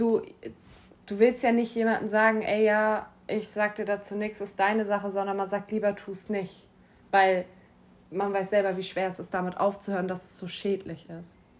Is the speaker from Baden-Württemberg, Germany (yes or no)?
no; Schleswig-Holstein, Germany; ich komme auch aus Schleswig-Holstein